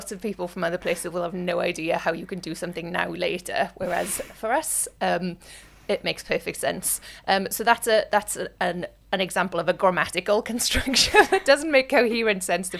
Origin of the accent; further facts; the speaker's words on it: South Wales, United Kingdom; where I'm from, which is in South Wales, we say Bath, for example, with an A sound in the middle.